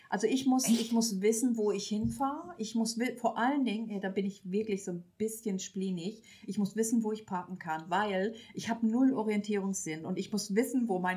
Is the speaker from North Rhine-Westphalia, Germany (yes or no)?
no; Schleswig-Holstein, Germany